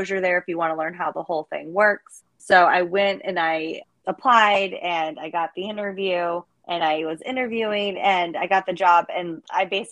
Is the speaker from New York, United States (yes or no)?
no; Northern Virginia, United States; I grew up in Northern Virginia